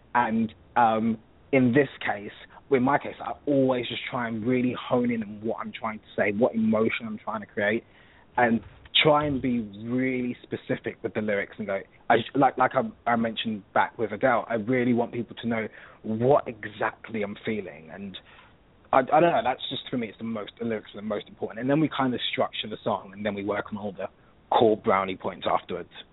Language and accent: English; London, United Kingdom; accent: British; You can pretty much hear that I'm from London.